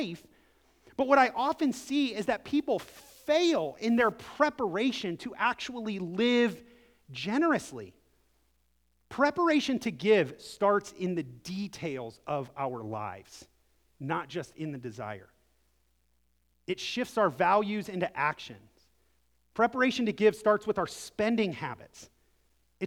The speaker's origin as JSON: {"language": "English", "town": "Akron", "region": "Ohio", "country": "United States", "tie": "born or raised there", "moved": "yes", "said": "I'm from Akron, Ohio, originally"}